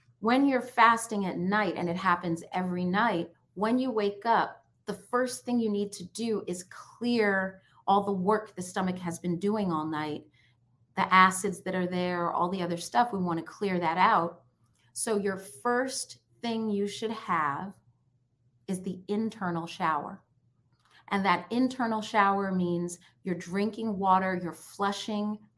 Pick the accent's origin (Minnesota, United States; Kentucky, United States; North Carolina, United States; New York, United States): New York, United States; also born or lived in Jamaica; now in Washington, D.C., United States; Growing up in New York, we used to call it city punch.